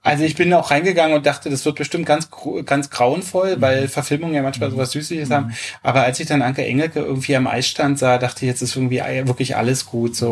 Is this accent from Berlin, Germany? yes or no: yes; Berlin, Germany; also ich bin in Berlin äh, groß geworden und lebe da schon immer